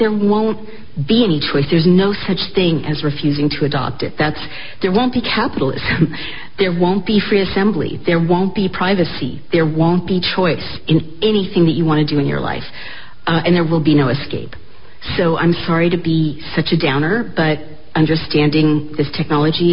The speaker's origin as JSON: {"language": "English", "country": "United States", "said": "I, as an American"}